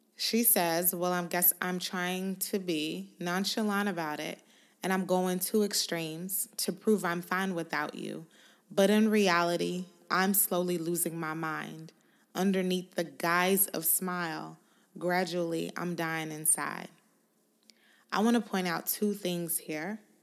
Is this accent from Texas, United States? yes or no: yes; Houston, Texas, United States; I'm from Houston.